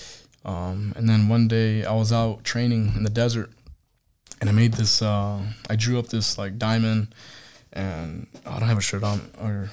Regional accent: Missouri, United States; So I'm from Missouri to 29 Palms, California.

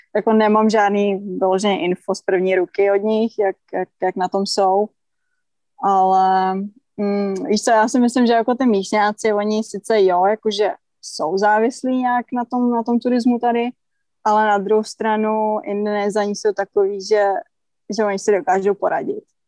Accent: Czechia; my Češi, že jsme nevyrůstali prostě u oceánu

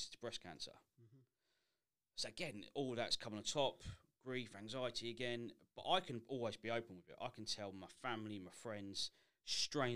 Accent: Sandy, East of England, United Kingdom; also born or lived in Potton; was born and raised in Sandy, Bedfordshire.

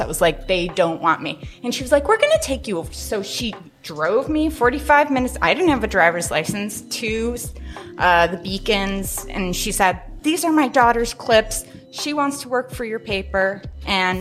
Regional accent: Midwest, United States; now in Spokane, United States; I'm from the Midwest.

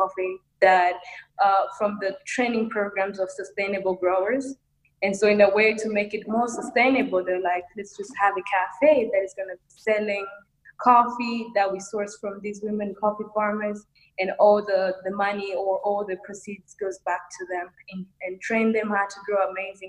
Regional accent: Rwanda; I am from Rwanda, East Africa

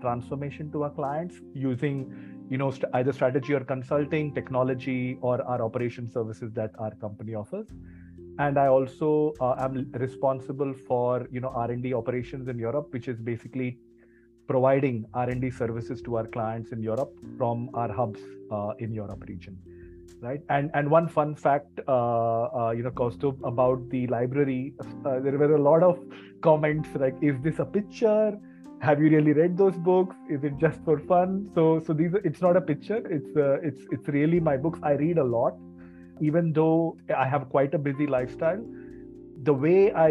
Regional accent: Mumbai, Maharashtra, India; moved away as an adult; also born or lived in Kolhapur; now in Basel, Switzerland; I'm based in Basel in Switzerland right now, but I grew up in Bombay.

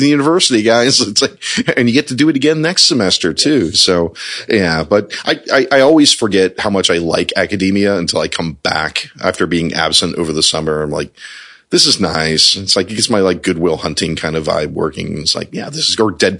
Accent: Spotsylvania, Virginia, United States; I'm from Spotsylvania

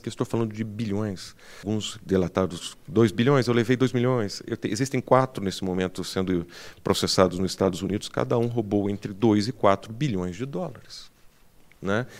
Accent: Brazil; Eu sou brasileiro

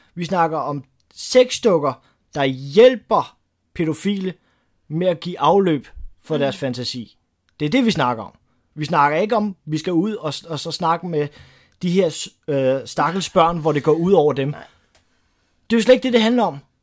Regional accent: Denmark; det, der gør mig stolt som dansker

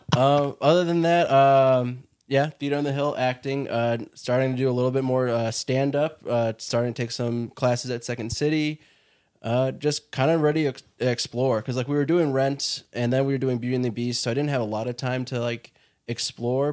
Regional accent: Bolingbrook, Illinois, United States; now in Chicago, United States; I grew up in Bolingbrook

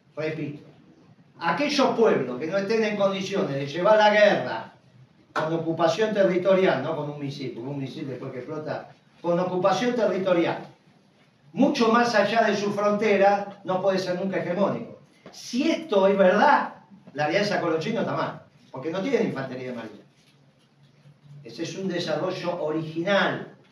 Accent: Argentina

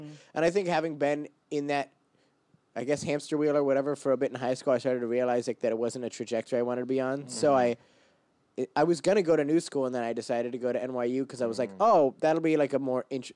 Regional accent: Portland, Oregon, United States; moved away as an adult; now in New York City, United States; I'm from Portland, Oregon

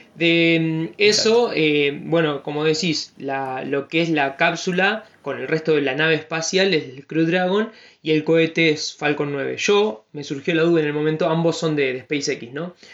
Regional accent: Argentina; como argentinos

